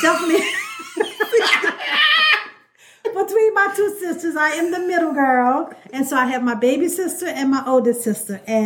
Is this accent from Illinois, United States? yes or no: no; New Orleans, Louisiana, United States; I grew up in New Orleans, Louisiana, in the area called Gentilly, better known by our people as Back of Town